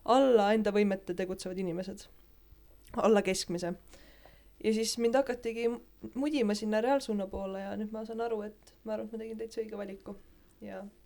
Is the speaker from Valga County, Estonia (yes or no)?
yes; Tõrva, Valga County, Estonia; mina olen pärit Tõrvast